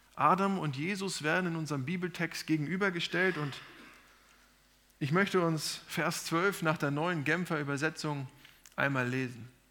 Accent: Germany; sind wir in Deutschland oder in Europa geboren

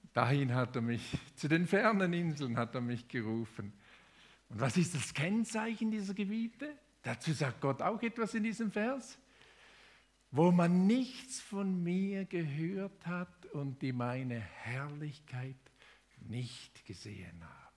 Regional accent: Thurgau, Switzerland; moved away as an adult; also born or lived in Indonesia; Ich bin im Thurgau aufgewachsen, zehn Kilometer südlich von Konstanz

